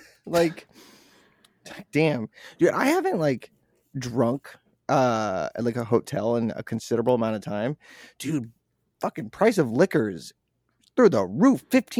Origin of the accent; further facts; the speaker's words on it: Boston, Massachusetts, United States; Hey, I'm from Boston. This is stupid. Where's the Dunkin'?